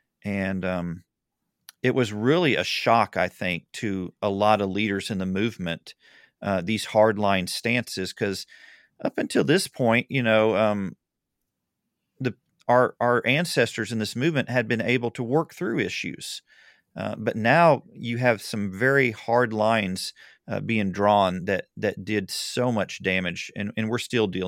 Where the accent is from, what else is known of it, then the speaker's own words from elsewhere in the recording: Southern United States, United States; I'm a Southerner, and now I'm totally distracted.